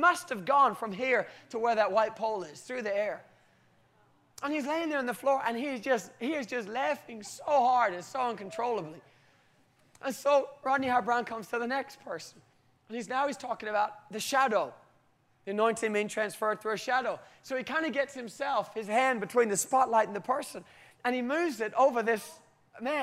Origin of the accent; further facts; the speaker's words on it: United Kingdom; I'm typically British